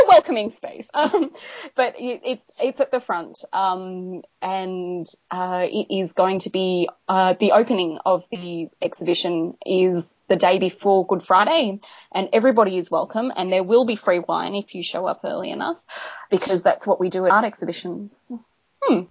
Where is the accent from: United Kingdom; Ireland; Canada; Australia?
Australia; we're Australian